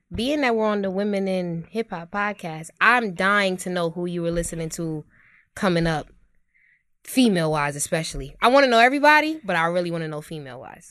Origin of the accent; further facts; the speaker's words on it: New York City, New York, United States; I'm from Brooklyn, New York, born and raised, best city on earth